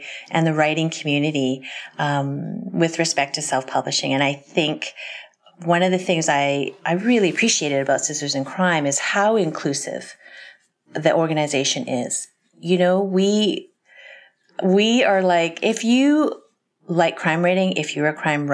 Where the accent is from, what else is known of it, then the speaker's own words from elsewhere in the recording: Canada; I'm from Canada.